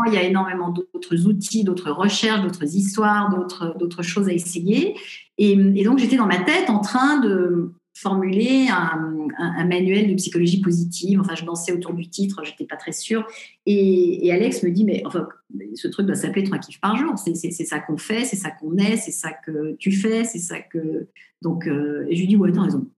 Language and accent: French; Paris, Île-de-France, France; moved away as an adult; also born or lived in Los Angeles; je suis parisienne